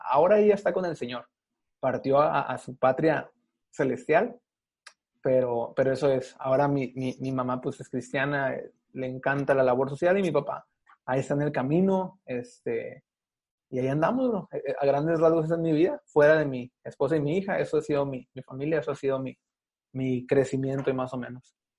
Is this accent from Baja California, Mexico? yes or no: yes; Mexicali, Baja California, Mexico; also born or lived in Los Angeles, California; Mis papás me tuvieron en Los Ángeles, California, tres meses creo a lo mucho y yo tengo 28 años, 27 años y nueve meses en Mexicali